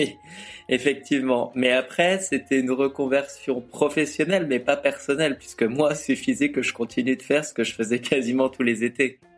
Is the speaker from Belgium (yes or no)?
no; France; je suis français